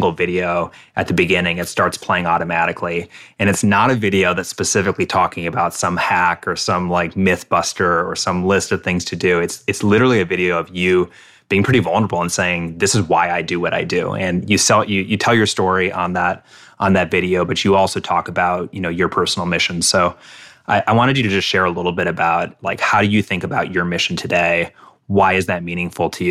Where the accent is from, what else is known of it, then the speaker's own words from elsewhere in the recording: Midwest, United States; I grew up in the Midwest